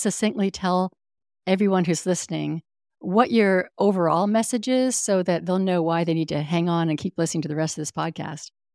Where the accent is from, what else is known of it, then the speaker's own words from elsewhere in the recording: Northern California, United States; I grew up in Northern California, and I spent ninety percent of my childhood outdoors.